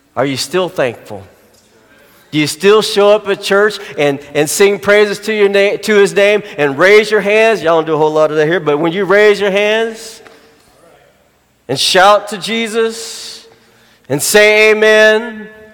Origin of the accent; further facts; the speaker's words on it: Arkansas, United States; Arkansas is my hometown, grown, born, born and raised there